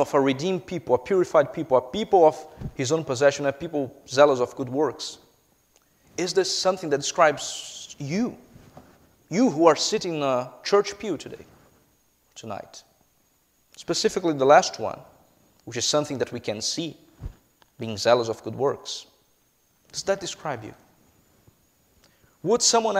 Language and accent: English; Brazil; English is a second language; moved away; I am a Brazilian citizen, if you haven't picked up by my accent yet